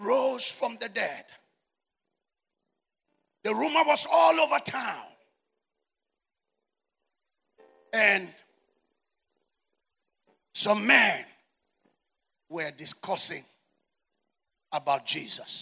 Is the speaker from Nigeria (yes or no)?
yes; Nigeria; We are British colony